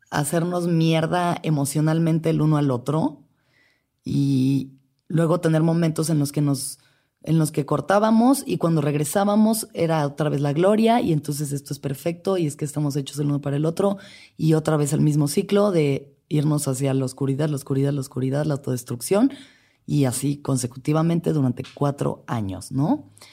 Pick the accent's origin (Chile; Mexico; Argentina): Mexico; Mexico City; Nací y crecí en la Ciudad de México